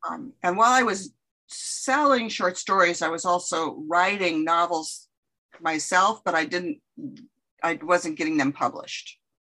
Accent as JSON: {"language": "English", "region": "California", "country": "United States", "tie": "born or raised there", "moved": "as an adult", "lives_now": "Winona, Minnesota, United States", "said": "I was uh, born and raised in California and moved to the Midwest when I went to college in the back in the 70s"}